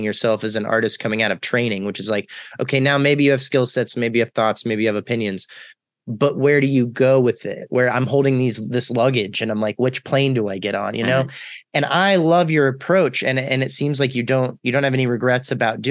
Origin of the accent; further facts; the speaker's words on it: Texas, United States; moved away as an adult; also born or lived in North Carolina; I'm from Texas